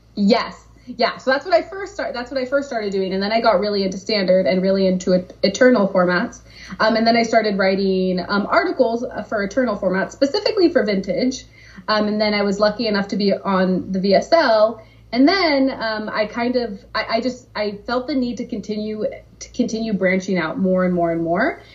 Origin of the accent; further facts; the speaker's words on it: Southern California, United States; also born or lived in San Diego; I'm from Southern California. I had just moved to San Diego